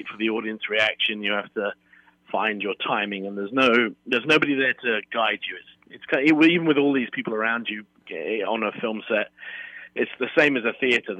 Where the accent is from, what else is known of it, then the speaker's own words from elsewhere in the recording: United Kingdom; also born or lived in London; I'm British and I was trained in London